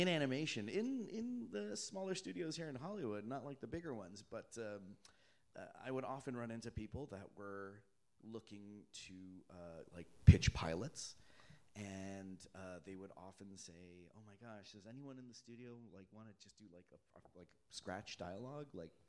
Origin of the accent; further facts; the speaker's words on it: Toronto, Ontario, Canada; Yeah, I'm from Canada, eh? So are there any Canadians out here?